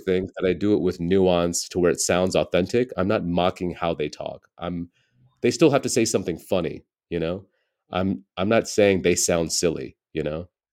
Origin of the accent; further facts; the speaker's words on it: United States; born and raised in America